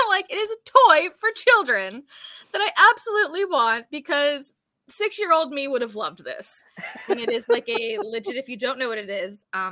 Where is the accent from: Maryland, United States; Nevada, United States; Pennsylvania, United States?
Pennsylvania, United States; Pittsburgh; my hometown of Pittsburgh, Pennsylvania.